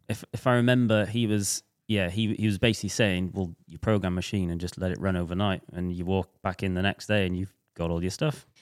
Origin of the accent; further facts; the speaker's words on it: Welsh, Wales, United Kingdom; we're both Welsh